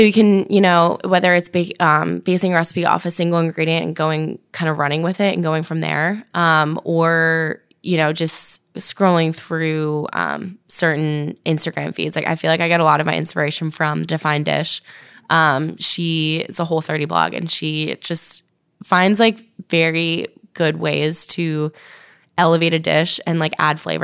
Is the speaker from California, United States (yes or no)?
no; New Jersey, United States; also born or lived in Virginia; originally from New Jersey